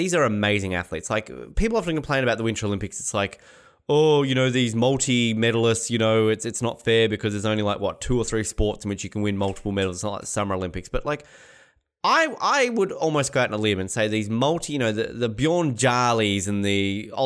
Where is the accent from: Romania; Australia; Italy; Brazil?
Australia; as an Australian